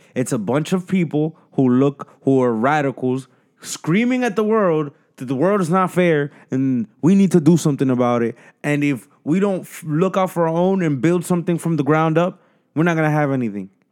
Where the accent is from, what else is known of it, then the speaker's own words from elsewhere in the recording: United States; as the American people